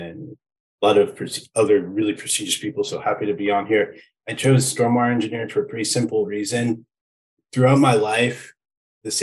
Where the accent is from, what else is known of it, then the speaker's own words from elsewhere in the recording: Aurora, Colorado, United States; I grew up in Aurora, Colorado